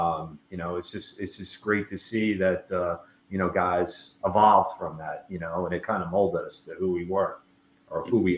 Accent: Haverstraw, New York, United States; moved away as an adult; So I grew up in Rockland County in Haverstraw, New York. A very diverse community. It actually was settled by the Dutch way back when. It's actually the brick capital of the United States.

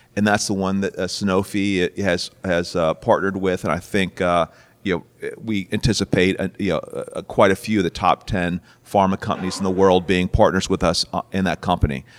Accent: Cincinnati, Ohio, United States; moved away as an adult; also born or lived in Minneapolis / Silicon Valley; I grew up in Cincinnati, went to Ohio State

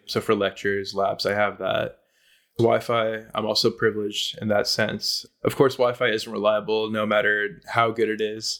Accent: Silicon Valley, California, United States; growing up in the Silicon Valley

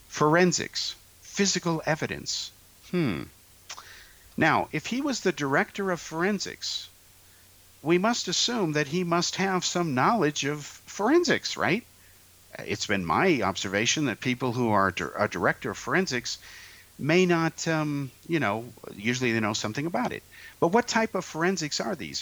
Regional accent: Bay Area, California, United States; I grew up in the Bay Area

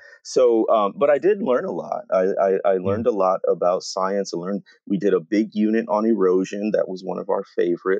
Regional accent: Waukegan, Illinois, United States; So I grew up in Waukegan, Illinois, which is north of Chicago

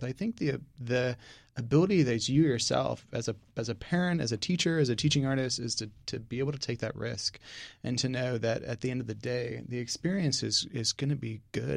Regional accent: Northern United States, United States; now in Houston, United States; Yankee, so coming down here, it was definitely an adjustment.

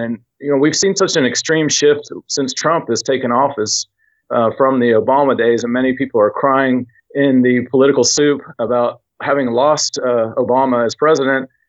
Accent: Knoxville, Tennessee, United States; Knoxville, Tennessee, which is my hometown.

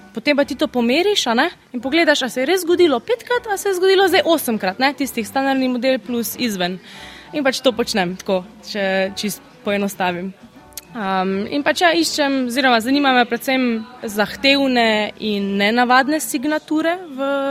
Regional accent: Slovenia; moved away as an adult; also born or lived in England; Slovenci imamo, sicer smo mehni, ampak mi imamo izredno razgibano državo

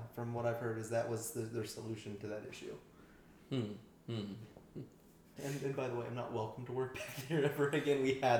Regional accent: Maryland, United States; also born or lived in Ohio / Illinois; now in Tampa, United States; Originally, Maryland. I then lived in Ohio and Illinois for a little bit. Did some theme parks out there. Worked for them for a little bit. Then kind of moved my way out to Florida, and now I'm stuck here in Tampa.

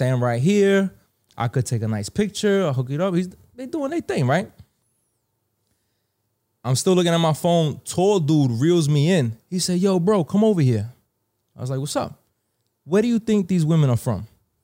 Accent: New York City, New York, United States; where I grew up in the Bronx

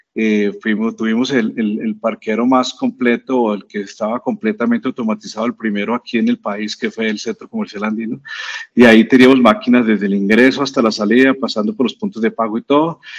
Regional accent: Colombia; nosotros como, como buenos colombianos

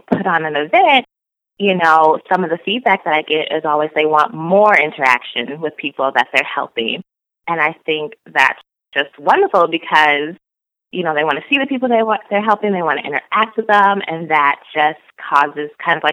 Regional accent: Oak Park, Illinois, United States; Well, I am from Oak Park, Illinois. I am currently in the Chicagoland area, like 5 minutes away from where I grew up.

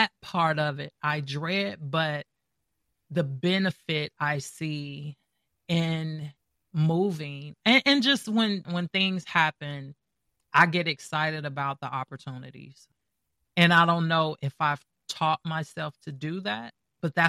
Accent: Gary, Indiana, United States; now in Atlanta, United States; I'm from Gary, Indiana. I moved here in the beginning of 98

